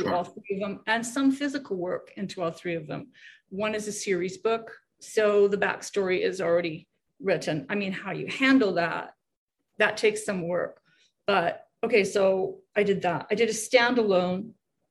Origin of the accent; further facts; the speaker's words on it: Canada; now in United States; I'm Canadian